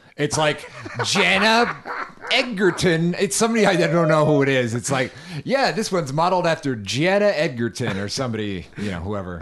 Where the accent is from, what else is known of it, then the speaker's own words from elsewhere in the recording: Northeast, United States; I'm from the Northeast